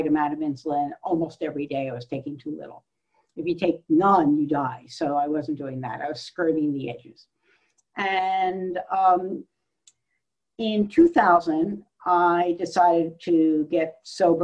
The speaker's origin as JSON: {"language": "English", "area": "Central Coast", "region": "California", "country": "United States", "said": "I'm actually from the Central Coast"}